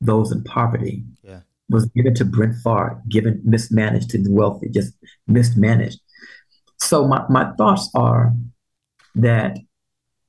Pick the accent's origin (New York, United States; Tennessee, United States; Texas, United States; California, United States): Texas, United States; Texas, particularly my home state